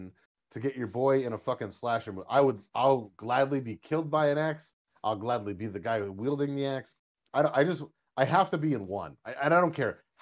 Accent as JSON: {"language": "English", "region": "East Coast", "country": "United States", "said": "never really left the East Coast, but you can probably tell by my wonderful accent when I crack it once in a while"}